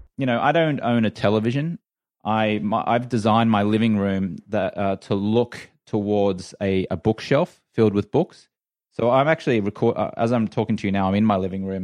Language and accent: English; Australia; moved away; I grew up in Australia where the drinking culture is very much accepted there